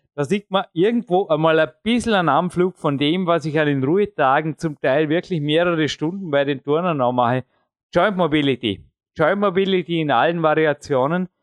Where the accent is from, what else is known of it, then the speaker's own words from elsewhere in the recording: Austria; accent: Austrian (Ösi); meinen öse akzent